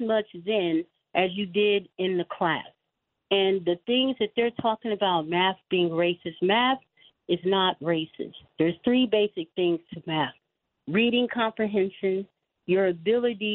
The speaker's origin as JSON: {"language": "English", "town": "Los Angeles", "region": "California", "country": "United States", "tie": "born or raised there", "said": "I was in the L.A. Unified School District because I grew up in Los Angeles for 28 years"}